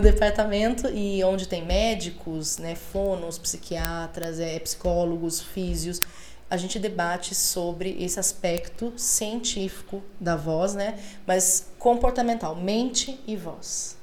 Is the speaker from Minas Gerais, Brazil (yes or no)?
no; Laranjal Paulista, São Paulo, Brazil; Eu venho de uma cidade bem pequenininha, Laranjal Paulista